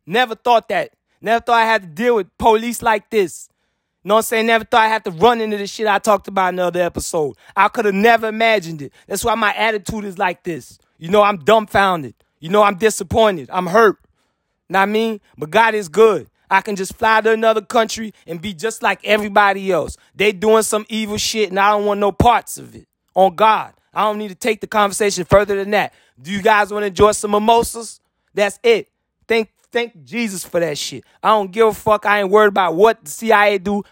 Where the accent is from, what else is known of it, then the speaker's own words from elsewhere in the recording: United States; as an American